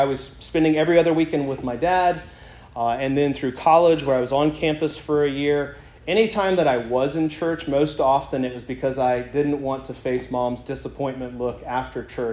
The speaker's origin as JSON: {"language": "English", "town": "Columbia", "region": "South Carolina", "country": "United States", "tie": "born or raised there", "said": "I grew up in Columbia, South Carolina"}